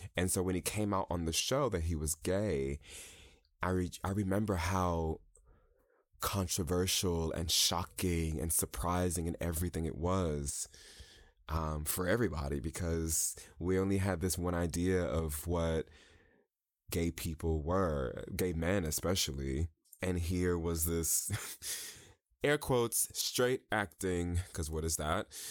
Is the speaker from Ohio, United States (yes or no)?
no; New York, United States; moved away as an adult; also born or lived in Chicago; I'm from New York originally